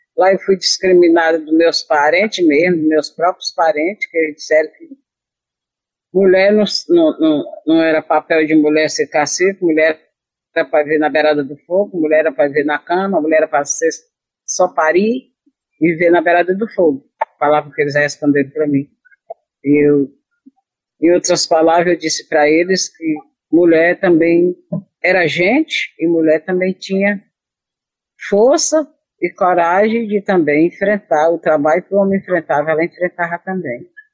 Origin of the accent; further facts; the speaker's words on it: Barra do Pacoti, Ceará, Brazil; also born or lived in Riacho Saco Marisco; eu nasci no Riacho, mas não fui criada no Riacho Saco Marisco, e é a, a nossa aldeia, né? Eu fui morar na Rongó, que é uma palavra indígena, no Pacuti, na Barra do Pacuti. Lá eu morei por 16 anos com meu pai